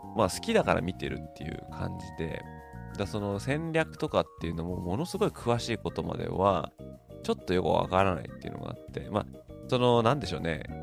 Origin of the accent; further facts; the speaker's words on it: Tokyo, Japan; moved away; 私東京出身なんですけど